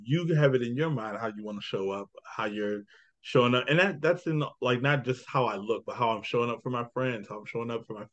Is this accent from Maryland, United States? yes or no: yes; Annapolis, Maryland, United States; I'm from Annapolis, so I'm right outside the city